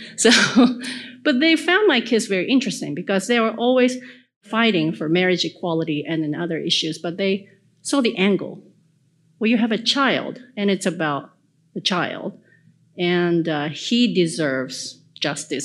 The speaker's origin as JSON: {"language": "English", "country": "Japan", "said": "I'm from Japan, but uh, my grandparents moved to Japan from South Korea before the World War ended in 1945."}